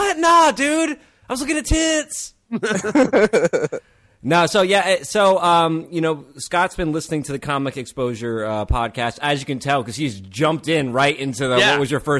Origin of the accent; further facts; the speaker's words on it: Japan; I remember we grew up in Japan on Air Force and Army bases for many years. That's where we met.